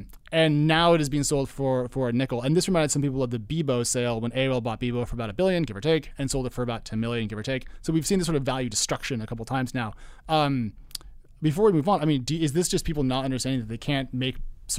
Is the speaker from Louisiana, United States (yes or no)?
no; Oregon, United States; now in Providence, United States; No, I'm from Oregon.